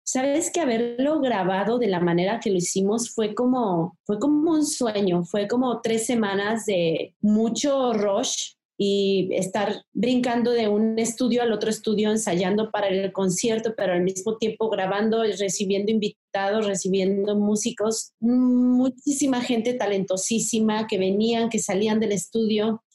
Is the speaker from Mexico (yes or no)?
yes; Mexico; esto tan bonito que tenemos como mexicanos